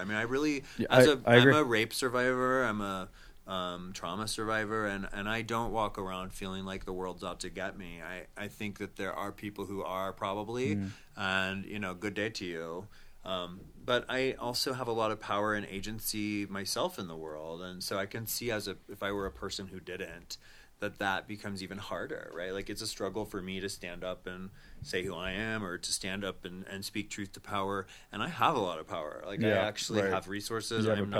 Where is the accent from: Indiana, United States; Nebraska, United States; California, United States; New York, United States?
Nebraska, United States; I grew up in Nebraska, and I had to several times pull over on the road and get up under the freeway because of a tornado.